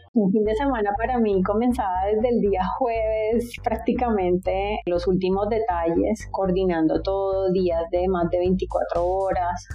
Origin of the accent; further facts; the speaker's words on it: Barranquilla, Atlántico, Colombia; moved away as an adult; now in Bogotá, Colombia; al llegar acá hace 14 años ya no pude seguir haciendo ese tipo de cositas que hacía en, mi ciudad natal